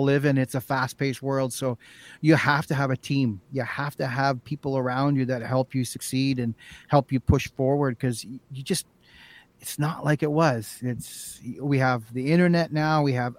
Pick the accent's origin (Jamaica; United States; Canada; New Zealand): Canada; we're Canadian